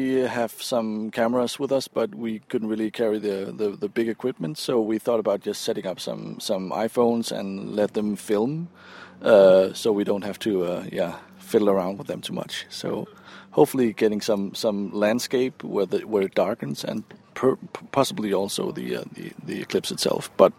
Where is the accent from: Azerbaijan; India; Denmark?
Denmark; English is a second language